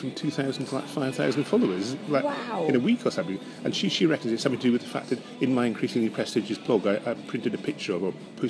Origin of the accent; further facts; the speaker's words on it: Scotland, United Kingdom; I'm Scottish.